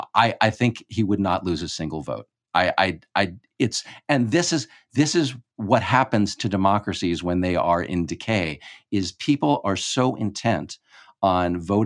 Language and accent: English; Texas, United States; I think it is useful because I'm from hurricane land. I come from the Gulf Coast of Texas.